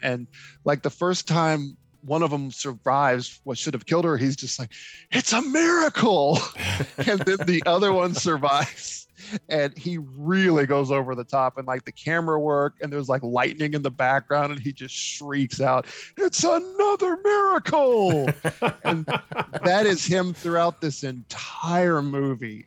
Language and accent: English; Mayfield, Kentucky, United States; now in Clarksville, United States; my hometown of Mayfield